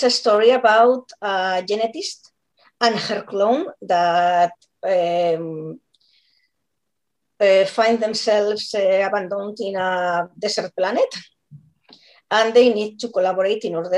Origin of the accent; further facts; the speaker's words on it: Barcelona, Catalonia, Spain; English is a second language; I'm from Barcelona